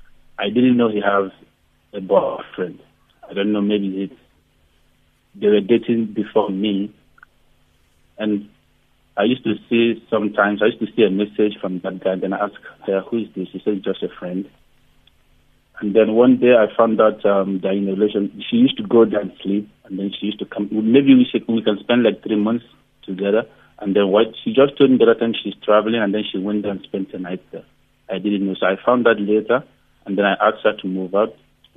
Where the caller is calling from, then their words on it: Pretoria, Gauteng, South Africa; You're speaking to …. I'm calling from Pretoria.